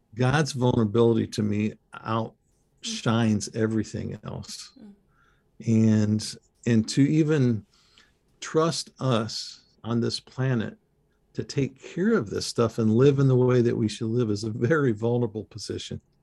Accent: Michigan, United States; I was raised in Michigan as a kid

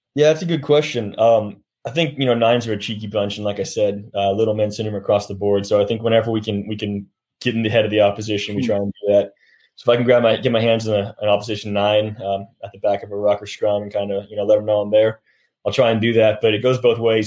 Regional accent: Sacramento, California, United States; moved away; I got a lot of family in the Southern California region and Sacramento, where I'm from

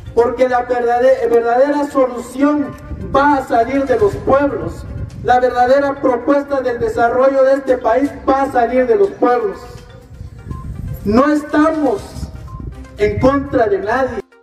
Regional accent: Guatemala; somos guatemaltecos

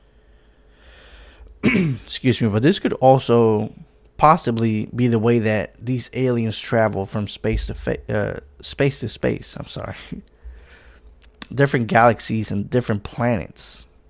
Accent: Puerto Rico; I'm from Puerto Rico, so obviously there's oceans

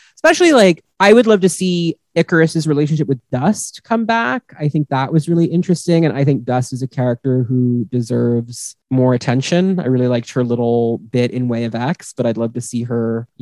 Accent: United States; we're all American here

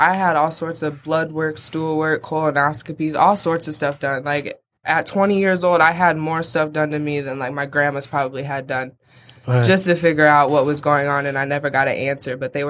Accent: Iowa, United States; moved away as an adult; also born or lived in Philadelphia; now in Detroit, United States; I'm originally from Iowa. I've been in Detroit for about 5 months now.

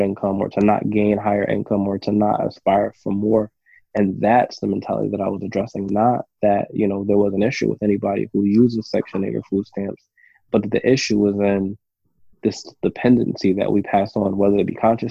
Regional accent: New York, United States; I was growing up in New York.

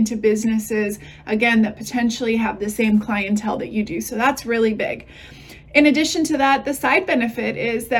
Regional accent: Texas, United States; I'm from Texas

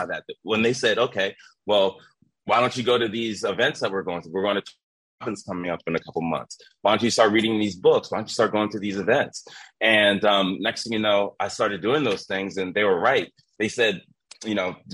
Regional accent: Philadelphia, Pennsylvania, United States; I'm from Philadelphia, Pennsylvania.

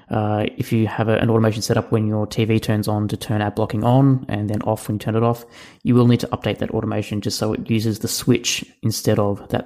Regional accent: Cape Town, Western Cape, South Africa; from Cape Town, South Africa.

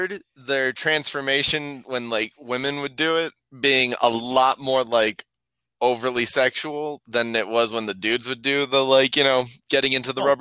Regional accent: Arizona, United States; I'm from Arizona where our test scores are pretty atrocious

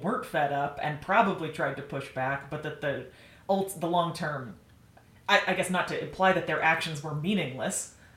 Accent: Idaho, United States; certainly for the state of Idaho, had a better than average education

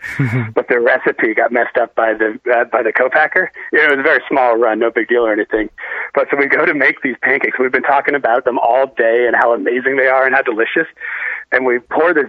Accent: Maine, United States; moved away as an adult; now in Colorado, United States; I grew up in Maine, been there ever since, but now live in Colorado.

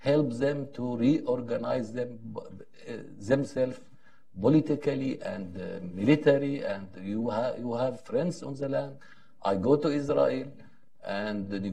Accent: Zabadani, Rif Dimashq, Syria; English is a second language; moved away; I am doctor from Zabadani near to Damascus. My family, ancient family, come from Spain to to Middle East. That's four centuries before.

